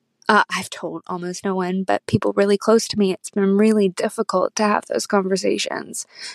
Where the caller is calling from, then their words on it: Auckland, New Zealand; I'm calling from Auckland, New Zealand